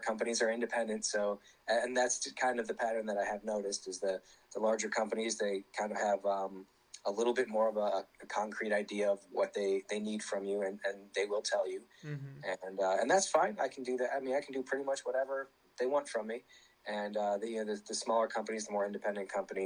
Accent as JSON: {"language": "English", "town": "St. Louis", "region": "Missouri", "country": "United States", "tie": "born or raised there", "moved": "yes", "said": "we were in St. Louis, which is cool for me because that's my hometown originally"}